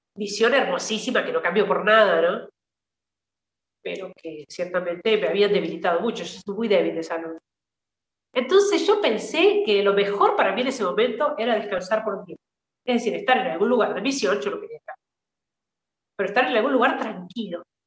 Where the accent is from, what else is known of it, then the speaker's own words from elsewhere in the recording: Mercedes, San Luis, Argentina; moved away as an adult; also born or lived in Syria; soy de un una ciudad, un pueblo del centro del país, de provincia Mercedes, provincia de San Luis.